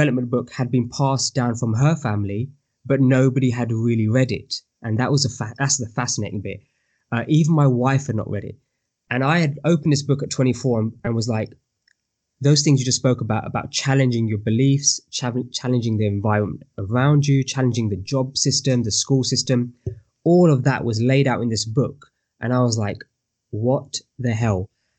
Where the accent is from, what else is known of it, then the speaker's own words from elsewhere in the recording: United Kingdom; I am Asian Indian male from the UK.